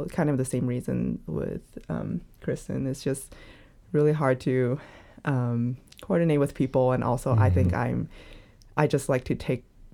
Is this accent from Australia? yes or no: no; China; I grew up in China